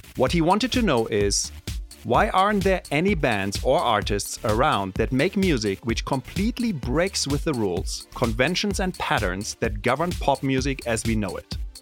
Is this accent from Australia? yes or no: no; Germany; first language German; English is a second language; moved away as an adult; now in United States; I grew up in Germany